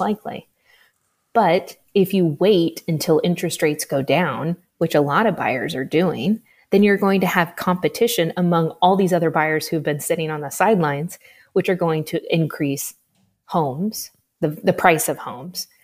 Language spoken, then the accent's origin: English; Midwest, United States; I'm from the Midwest, so I, I grew up thinking I had to have twenty percent down to buy a house